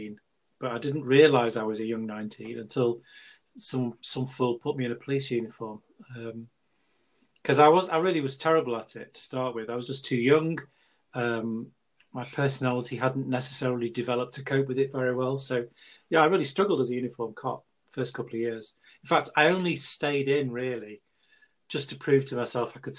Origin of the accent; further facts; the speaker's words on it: Buxton, East Midlands, United Kingdom; I grew up in the Peak District in Buxton.